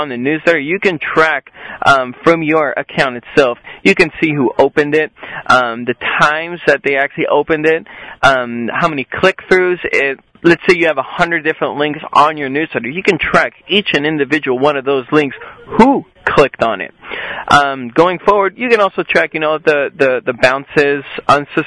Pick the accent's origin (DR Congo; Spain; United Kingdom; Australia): Spain; southern Spain; also born or lived in Las Vegas, Nevada, United States; I lived there until I was only 4 years old, and then my mother, she decided to move back to Spain, get out of the whole Vegas life. We went down to the southern part of Spain